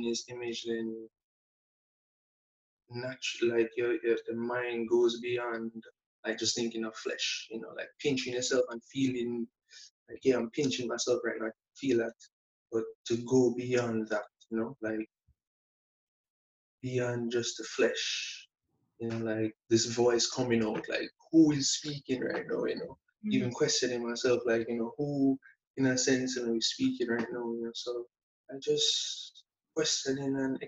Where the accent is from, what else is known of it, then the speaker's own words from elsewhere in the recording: Montego Bay, St. James, Jamaica; growing up in Montego Bay, well, St. James is in America, you know, country boy.